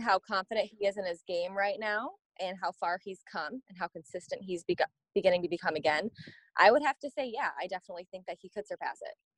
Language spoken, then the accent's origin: English; Michigan, United States; in the summertime growing up in Michigan